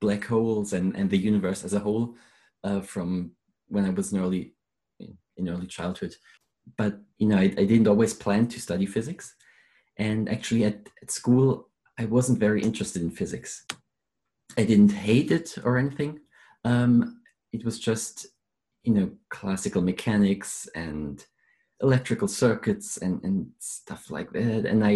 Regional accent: Germany; moved away as an adult; now in London, United Kingdom; I'm originally from Germany

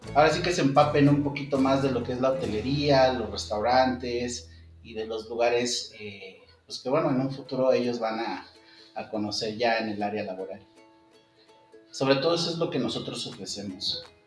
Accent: Mexico City, Mexico; also born or lived in Cancún; yo soy de la Ciudad de México, entonces pues surgió nuevamente la, la, inquietud de volver a, a mi ciudad

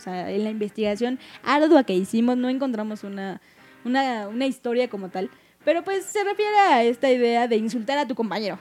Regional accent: northern Mexico, Mexico; del norte, de donde nosotros somos.

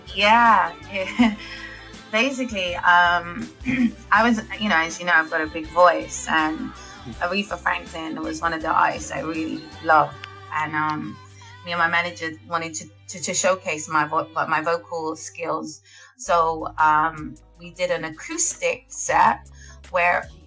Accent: London, United Kingdom; I'm born and raised in North London

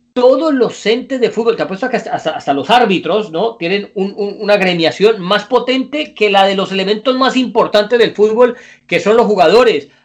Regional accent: Colombia; somos colombianos

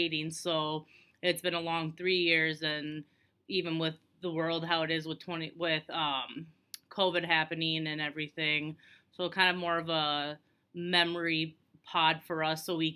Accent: Minnesota, United States; now in Iowa, United States; I'm from Minnesota originally.

